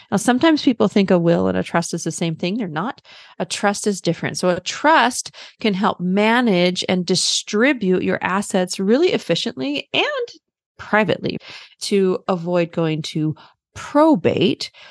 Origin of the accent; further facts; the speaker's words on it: Germany; born there; So I was born in Germany. My dad was in the military, and and my younger sister was also born in Germany.